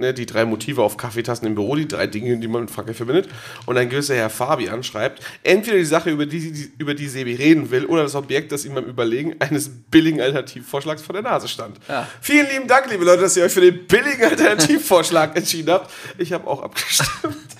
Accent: Geesthacht, Schleswig-Holstein, Germany; ich komme ja aus der Stadt. Aus meiner Heimatstadt kommt die Diddlemaus

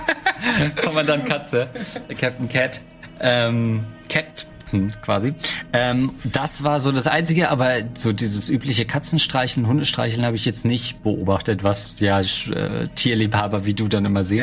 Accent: East Germany, Germany; now in Hamburg, Germany; als Ostdeutscher

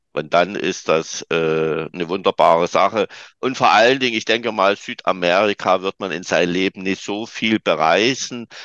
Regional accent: Saxony, Germany; also born or lived in Dresden; Bei uns in Sachsen, in den neuen Bundesländern

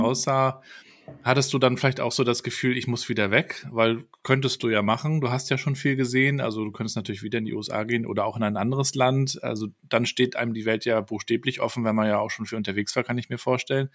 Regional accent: Rostock, Mecklenburg-Vorpommern, Germany; ich bin dann ähm, aus in Rostock aufgewachsen, 200.000 Einwohner

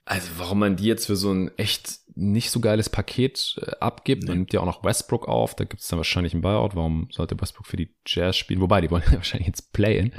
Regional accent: Stuttgart, Baden-Württemberg, Germany; meine, meine Heimatstadt Stuttgart

